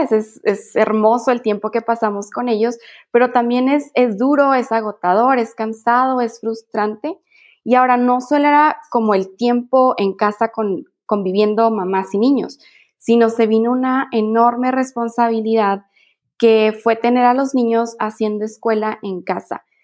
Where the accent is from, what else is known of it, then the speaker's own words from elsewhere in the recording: Mexico; Sí, no, soy mamá mexicana.